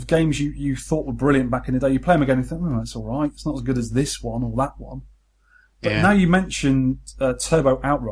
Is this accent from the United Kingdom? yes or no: yes; Weymouth, South West England, United Kingdom; growing up in Weymouth, seaside town with 12 arcades